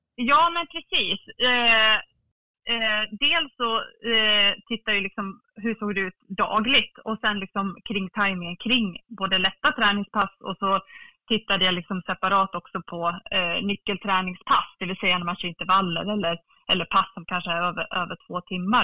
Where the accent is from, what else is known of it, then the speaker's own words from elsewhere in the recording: Falun, Dalarna County, Sweden; född och uppvuxen i Falun